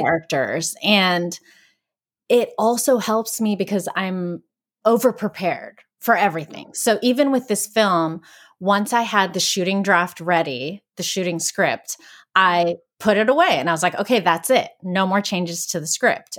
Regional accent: Greensburg, Pennsylvania, United States; moved away; Greensburg where I shot the film, my hometown in Pennsylvania

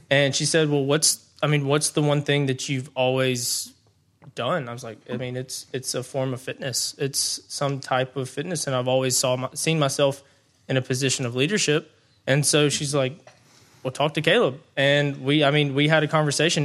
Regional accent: Brandon, Mississippi, United States; I grew up in the Brandon area. So, um, growing up, went to Brandon High School

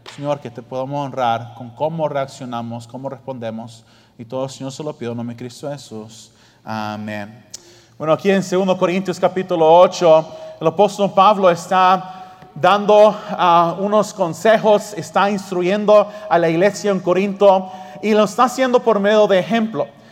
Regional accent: Australia; moved away; yo me crié en Australia

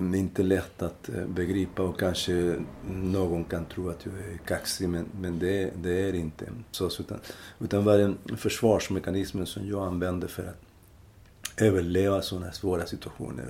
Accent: Linares, Maule, Chile; Swedish is a second language; moved away as an adult; now in Sweden; i Linares, som är den provins där jag kommer ifrån

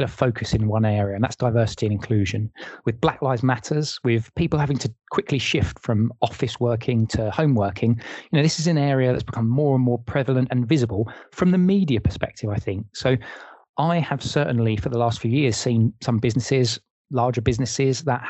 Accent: England, United Kingdom; as an English person

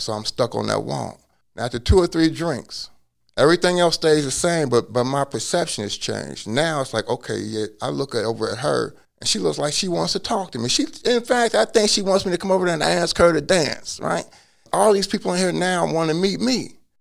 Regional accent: Cincinnati, Ohio, United States; now in Hawaii, United States; I was born in Cincinnati

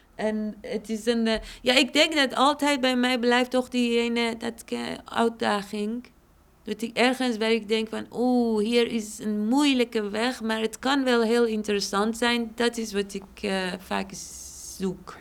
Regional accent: Shiraz, Fars, Iran; now in Amsterdam, Netherlands; stad Shiraz waar ik vandaan kom

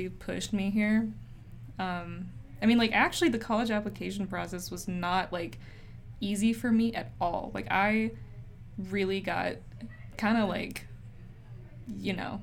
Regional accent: Utah, United States; moved away as an adult; now in Berkeley, United States; I'm from Utah

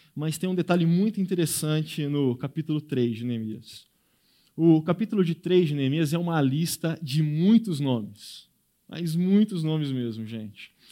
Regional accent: Brazil; nós, como brasileiros

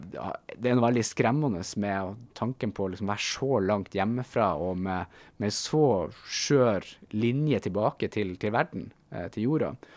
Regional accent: Bodø, Nordland, Norway; moved away; Hunstad, eh, utenfor Bodø, der jeg har vokst opp

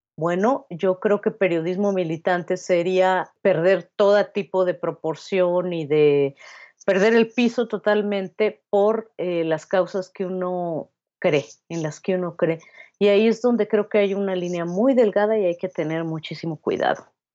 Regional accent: Mexico City, Mexico; also born or lived in Querétaro; Yo nací aquí en la Ciudad de México

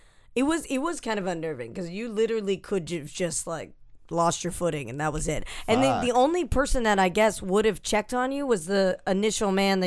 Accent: New England, United States; now in New York, United States; I'm from New England

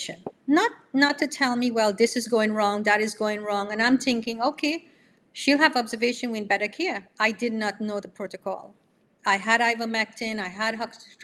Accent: Trinidad & Tobago; moved away as an adult; now in New York, United States; I'm coming from Trinidad, you know, and living here 37 years

